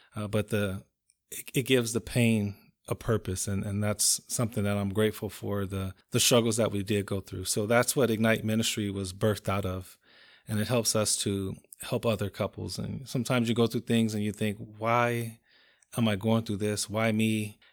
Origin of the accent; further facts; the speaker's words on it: Compton, California, United States; I'm from Compton, California